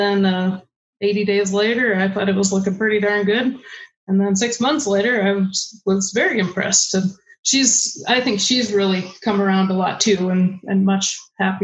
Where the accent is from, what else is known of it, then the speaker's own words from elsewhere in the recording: Stevensville, Montana, United States; I grew up in Stevensville, Montana, which is in the Bitter Root Valley.